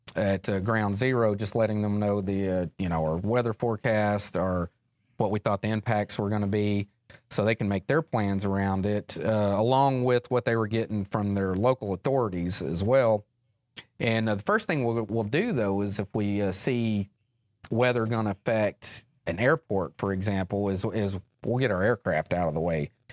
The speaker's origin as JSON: {"language": "English", "town": "West Memphis", "region": "Arkansas", "country": "United States", "tie": "born or raised there", "said": "I grew up just outside of West Memphis, Arkansas"}